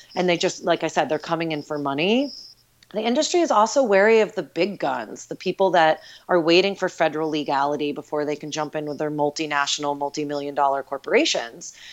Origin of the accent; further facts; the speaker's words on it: New York, United States; moved away; I grew up right outside New York City